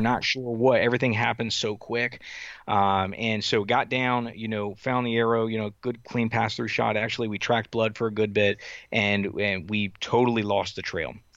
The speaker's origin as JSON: {"language": "English", "region": "Southern Delaware", "country": "United States", "tie": "born or raised there", "also_born_or_lived": "Wisconsin / North Carolina", "said": "So I, I actually grew up, uh, in Southern Delaware."}